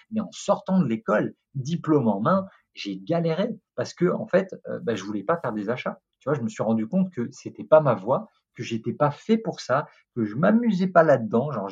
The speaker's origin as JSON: {"language": "French", "country": "France", "said": "je te rappelle un truc, on est français, ok On est français. On a inventé l'art du flirt, on a inventé le romantisme, donc on peut faire mieux que les Américains."}